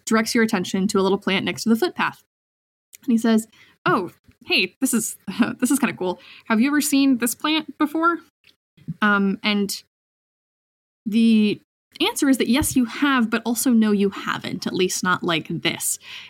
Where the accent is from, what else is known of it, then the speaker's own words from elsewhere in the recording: Seattle, Washington, United States; I grew up in Seattle, and you know, both my parents were public school teachers, and then I moved up here to the middle of nowhere